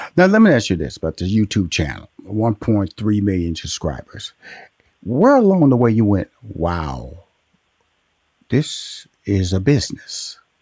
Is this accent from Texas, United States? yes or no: yes; Houston, Texas, United States; also born or lived in Louisiana; I'm from Houston, Texas, by way of Louisiana